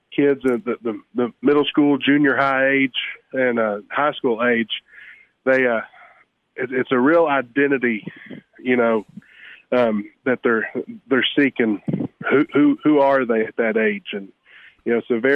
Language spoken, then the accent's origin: English; Maryville, Tennessee, United States; I'm born and raised in Maryville, Tennessee, about 30 minutes south of Knoxville